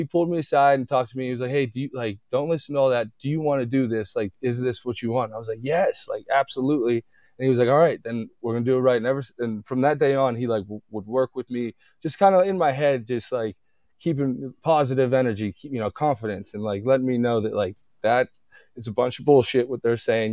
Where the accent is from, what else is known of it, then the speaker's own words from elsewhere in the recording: Youngstown, Ohio, United States; growing up in Youngstown, especially, you know, there's a lot of tradition there